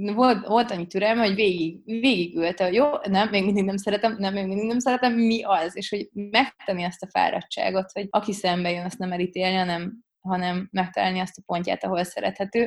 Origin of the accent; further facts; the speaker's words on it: Hungary; nem csak magyarok vagyunk